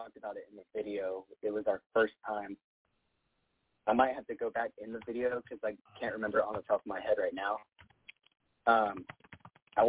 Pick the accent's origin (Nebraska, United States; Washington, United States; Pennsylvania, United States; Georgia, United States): Georgia, United States; Rome; moved away; also born or lived in Texas; my hometown, Rome, Georgia